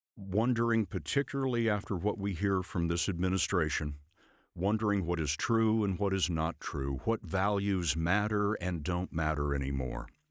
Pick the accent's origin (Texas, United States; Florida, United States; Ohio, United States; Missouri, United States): Texas, United States; Lubbock; I was growing up in West Texas in, in a town called Lubbock